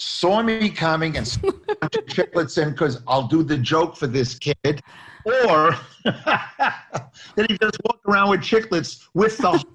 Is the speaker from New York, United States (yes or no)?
yes; Long Island, New York, United States; I'm another Jew from Long Island